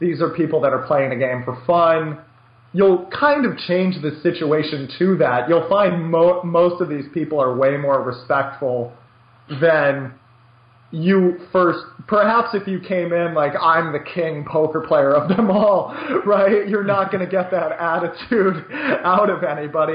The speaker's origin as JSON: {"language": "English", "country": "United States", "said": "I'm so American"}